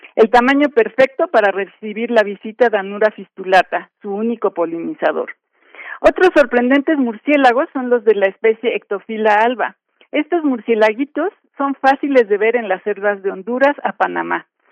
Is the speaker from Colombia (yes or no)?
no; Mexico; como mexicanos